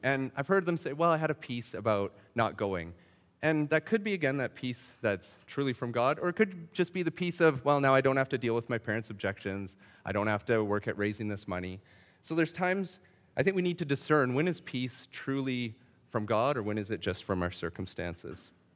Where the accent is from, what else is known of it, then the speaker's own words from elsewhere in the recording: Saskatchewan, Canada; I grew up in Saskatchewan